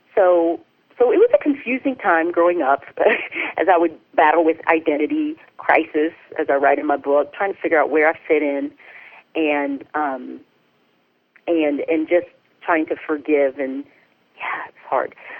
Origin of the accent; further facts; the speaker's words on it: the South, United States; I grew up in the South, and I had a really great up, upbringing